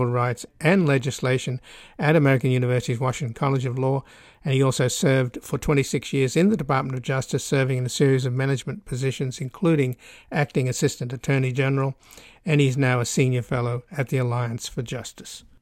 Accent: Australia; now in United States; I'm come from Australia

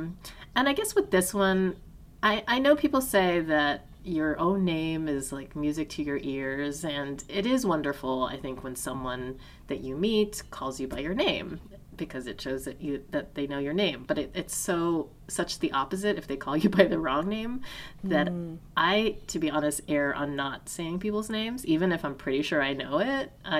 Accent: Taiwan; if I say, tell someone, like, oh, I'm from Taiwan

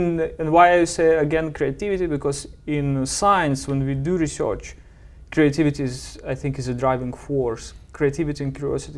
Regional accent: Belarus; Yeah, in a small town, about 10,000 people population.

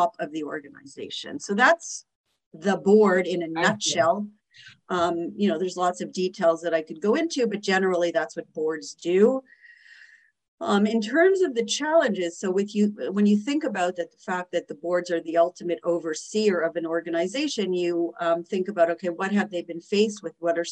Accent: Montreal, Quebec, Canada; moved away as an adult; now in New York City, United States; I am originally from Canada, from Montreal. I've lived in New York City for 24 years

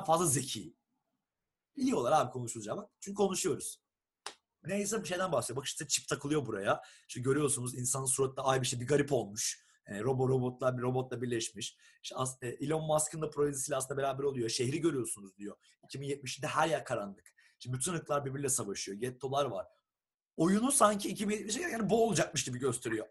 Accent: Turkey; moved away as an adult; now in Estonia; Türküz bir de.

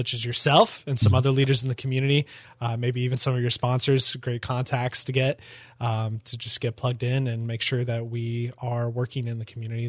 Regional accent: Evansville, Indiana, United States; now in Daytona, United States; I'm from Evansville, Indiana.

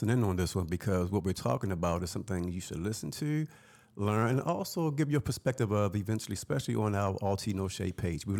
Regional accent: Baltimore, Maryland, United States; I'm going to be up there because I'm from Baltimore.

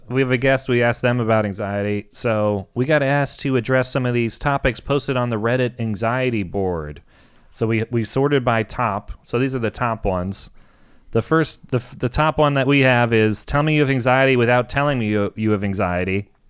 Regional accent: Washington, District of Columbia, United States; growing up in Washington, D.C., the rap station had a DJ or whatever, the person that played the songs.

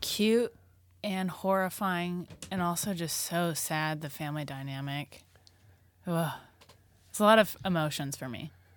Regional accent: Oklahoma, United States; I'm from Oklahoma

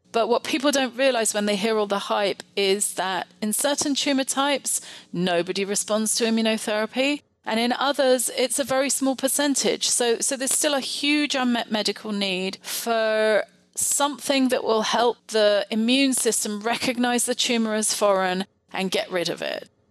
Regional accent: United Kingdom; moved away; also born or lived in France; I actually trained in the UK, you might be able to tell from my accent

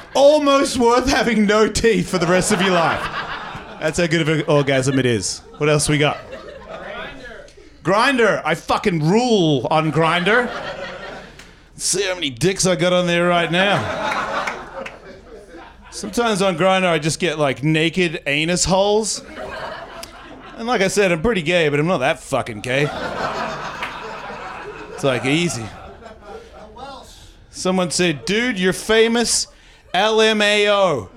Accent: Australia; But I'm Australian, so I don't really count myself as white.

